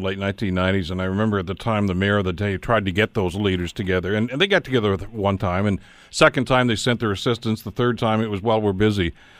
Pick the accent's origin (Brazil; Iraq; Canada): Canada; also born or lived in Hamilton, Ontario; because we're Canadian